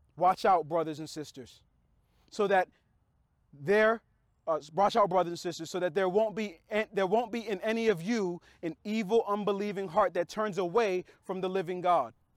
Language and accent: English; United States; we're American